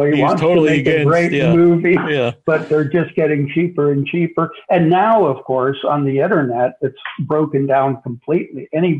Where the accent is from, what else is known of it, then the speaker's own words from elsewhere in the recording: Panama; and I lived in, I was brought up in Latin America, so I was living in Panama at that time, And we didn't have television. This is the 50s.